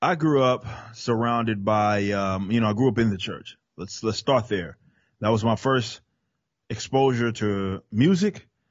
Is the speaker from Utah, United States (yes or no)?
no; Dallas, Texas, United States; accent: Southern; I was born and raised in Dallas, Texas